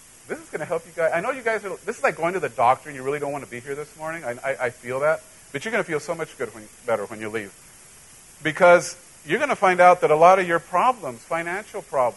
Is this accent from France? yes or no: no; central Mexico, Mexico; now in United States; I grew up in Central Mexico